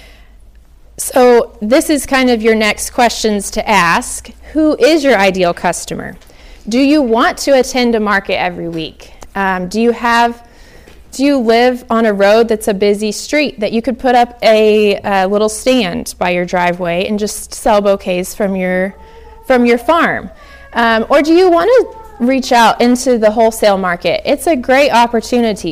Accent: Oklahoma, United States; I'm from Oklahoma, and for some reason, we all say zinnias.

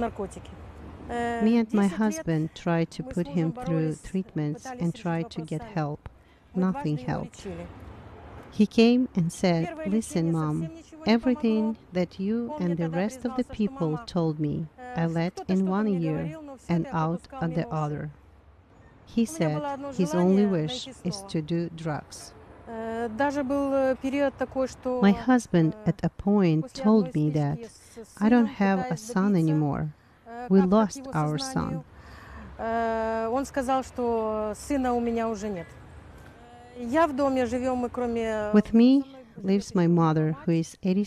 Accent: Kyiv, Ukraine; I was born here in Kiev

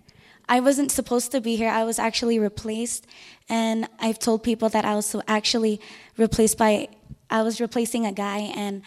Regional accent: Philippines; I'm Filipino

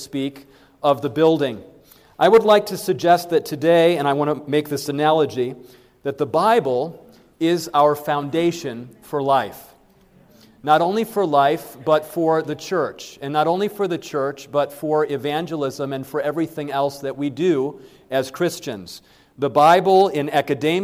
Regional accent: Berrien Springs, Michigan, United States; I grew up in Berrien Springs, Michigan

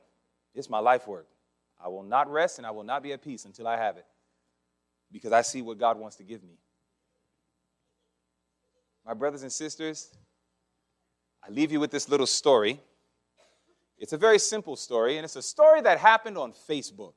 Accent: Massachusetts, United States; I'm from Massachusetts

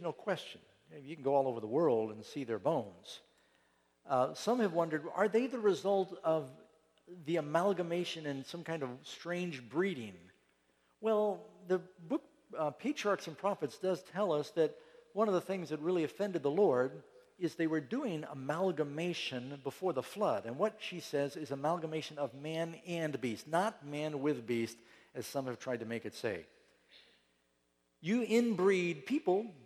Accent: New York City, New York, United States; When we grew up in New York City

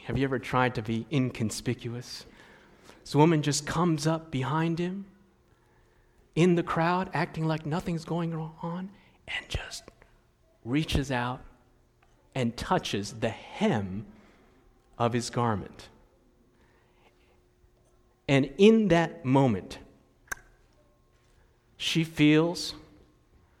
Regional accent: United States; growing up in the States

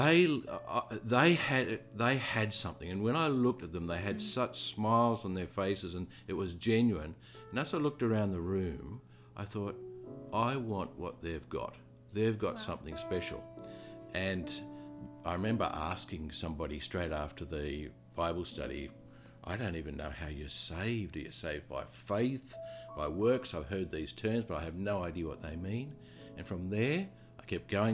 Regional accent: Australia; moved away as an adult; also born or lived in London; now in New Zealand; I'm from Australia

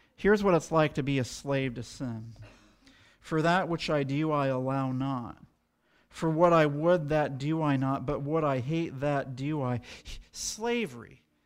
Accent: United States; as American Adventists

